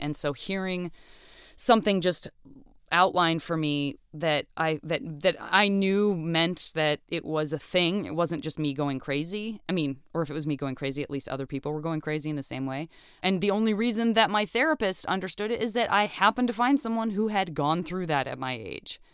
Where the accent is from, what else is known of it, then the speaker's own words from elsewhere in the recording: Tucson, Arizona, United States; also born or lived in Flagstaff, Arizona; I grew up in, uh, in Tucson, Arizona.